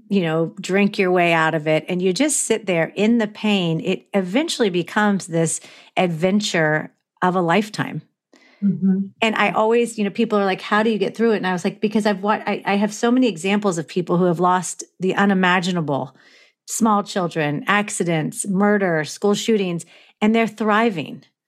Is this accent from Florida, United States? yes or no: yes; Florida, United States; now in Los Angeles, United States; But I grew up on the East Coast. I grew up in Florida